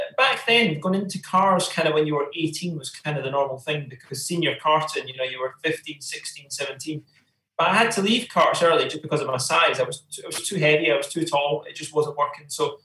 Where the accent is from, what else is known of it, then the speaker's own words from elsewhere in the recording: Bathgate, Scotland, United Kingdom; also born or lived in Uphall; growing up in Bathgate all my life, I was born in Uphall.